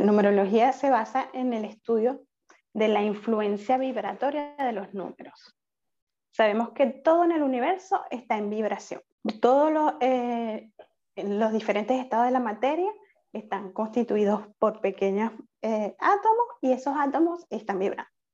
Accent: Venezuela; moved away as an adult; now in Paris, France; yo soy venezolana, actualmente resido en, París, Francia

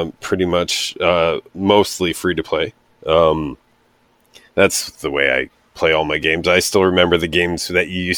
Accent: Canada; I'm Canadian

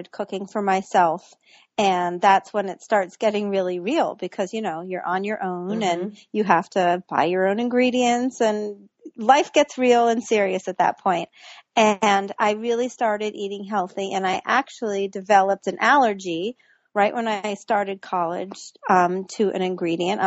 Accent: Virginia, United States; I grew up in Virginia

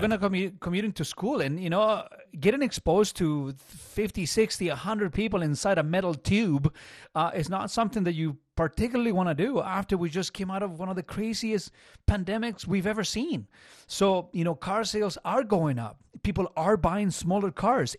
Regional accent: Chile; English is a second language; now in Canada; I came from Chile

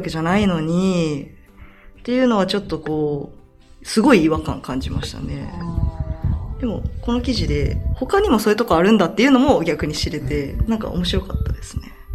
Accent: Fukuyama, Hiroshima, Japan; moved away as an adult; now in Ehime, Japan; 広島県出身ですけど、決して広島市ではなくて、岡山県との県境の、まあ、福山市っていう、まあ、2番目の都市

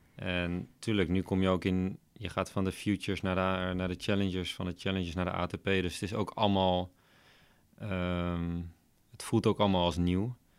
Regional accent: Veenendaal, Utrecht, Netherlands; Opgegroeid in Veenendaal. Dus eh, nog steeds woon ik in Veenendaal.

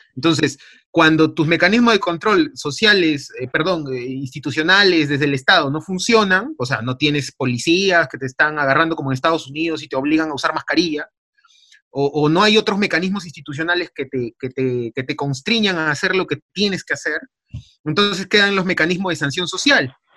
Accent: Peru; así somos los peruanos

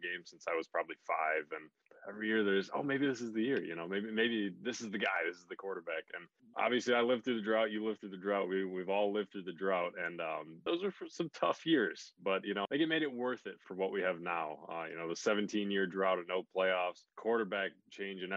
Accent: Buffalo, New York, United States; I grew up in Buffalo, always been in Buffalo.

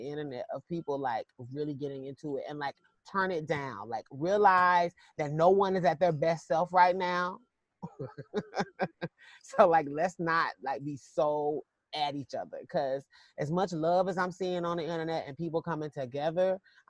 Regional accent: South Carolina, United States; now in Atlanta, United States; I'm from South Carolina. And so, you know, people are really kind of color struck there, as we say.

